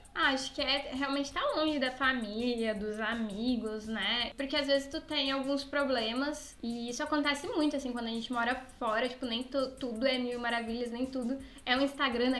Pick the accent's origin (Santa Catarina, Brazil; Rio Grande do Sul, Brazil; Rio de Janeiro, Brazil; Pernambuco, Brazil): Rio Grande do Sul, Brazil; Rio Grande; moved away as an adult; also born or lived in Pelotas, Brazil; now in Portugal; eu sou eu sou de Rio Grande e morava em Pelotas, que é o interior do, do Rio Grande do Sul